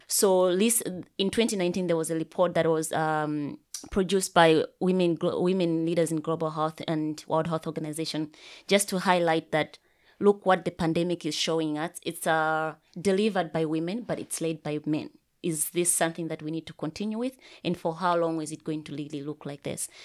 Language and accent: English; Malawi; I come from Malawi